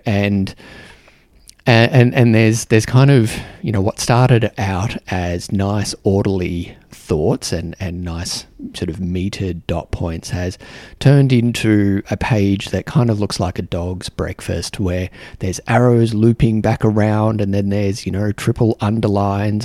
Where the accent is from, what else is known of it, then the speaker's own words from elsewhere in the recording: Australia; moved away as an adult; now in New Zealand; an Australian here in New Zealand